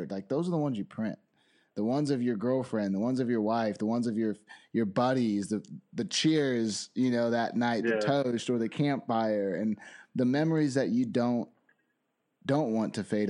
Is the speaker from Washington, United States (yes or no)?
no; Phoenix, Arizona, United States; also born or lived in San Diego, California; now in Boise, United States; We're from San Diego, grew up in Phoenix, Arizona, and live in Boise, Idaho now